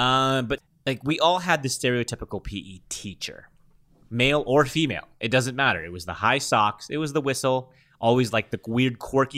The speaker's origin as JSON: {"language": "English", "region": "London", "country": "United Kingdom", "said": "I'm from London."}